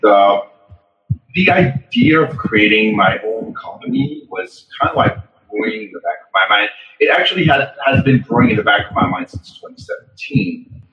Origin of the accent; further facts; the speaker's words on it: France; moved away as an adult; I had a lot of companies back in my home country in France.